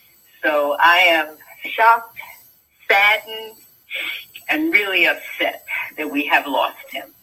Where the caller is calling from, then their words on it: Raleigh, North Carolina, United States; I'm calling from Raleigh, North Carolina.